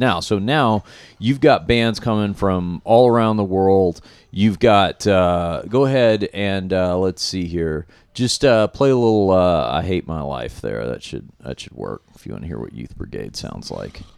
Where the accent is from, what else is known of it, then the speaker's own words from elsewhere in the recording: Fort Worth, Texas, United States; I'm from Fort Worth, Texas.